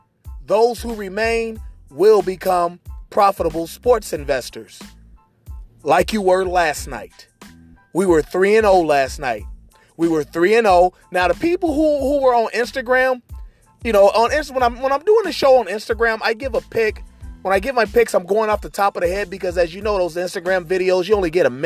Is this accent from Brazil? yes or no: no; Cincinnati, Ohio, United States; my hometown, the Republic of Cincinnati Reds